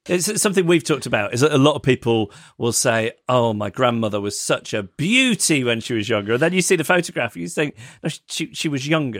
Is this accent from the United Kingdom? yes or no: yes; United Kingdom; As a, as a British person